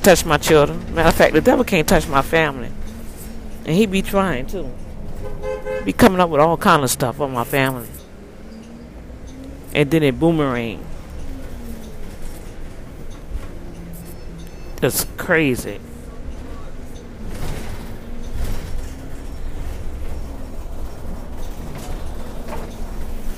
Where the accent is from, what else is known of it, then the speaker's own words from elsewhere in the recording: New Orleans, Louisiana, United States; New Orleans, right from my hometown